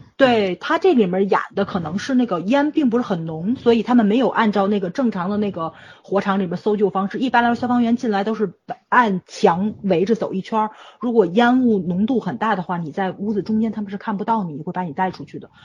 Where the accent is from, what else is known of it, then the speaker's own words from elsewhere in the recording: Tianjin, China; 我们天津这边